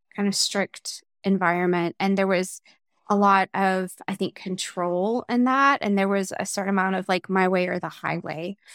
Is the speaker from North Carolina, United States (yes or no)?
yes; North Carolina, United States; moved away as an adult; also born or lived in Chicago / Germany / Atlanta; I was born and raised in North Carolina